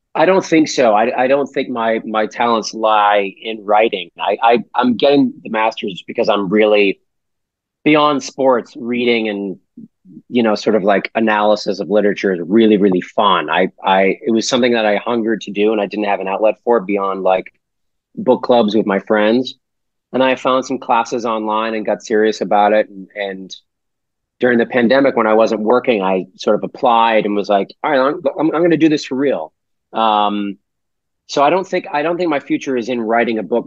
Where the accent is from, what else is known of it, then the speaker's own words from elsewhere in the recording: Weymouth, Massachusetts, United States; we're from Weymouth